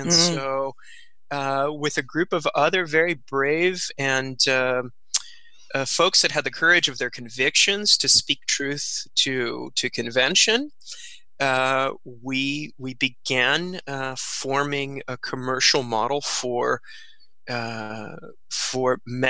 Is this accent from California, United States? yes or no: yes; San Joaquin Valley, Central Valley, California, United States; also born or lived in Santa Cruz, California; growing up in the Central Valley, in the San Joaquin Valley, There was definitely a very conservative political mindset